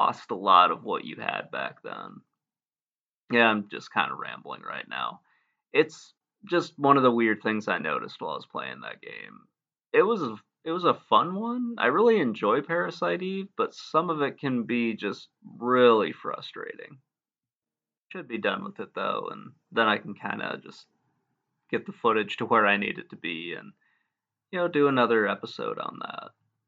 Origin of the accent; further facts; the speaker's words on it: Michigan, United States; moved away as an adult; now in Virginia, United States; I grew up in Michigan